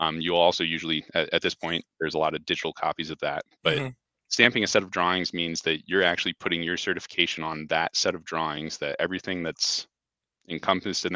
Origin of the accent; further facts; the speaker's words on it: Fort Collins, Colorado, United States; also born or lived in New York City / Denver; I actually grew up here in town